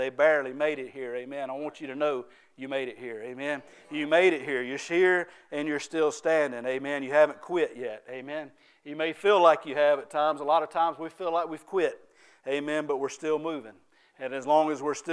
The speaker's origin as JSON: {"language": "English", "town": "Ware Shoals", "region": "South Carolina", "country": "United States", "said": "I'm from Ware Shoals and I talk a little bit different than most people."}